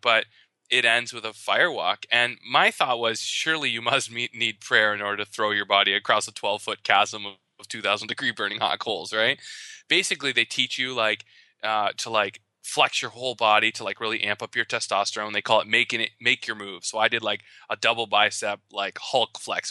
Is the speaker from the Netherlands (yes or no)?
no; Canada; I am Canadian